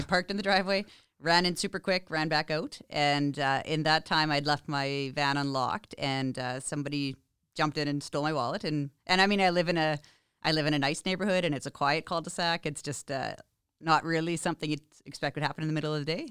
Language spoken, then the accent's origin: English; Vancouver Island, British Columbia, Canada; now in Regina, Canada; I'm originally from Vancouver Island.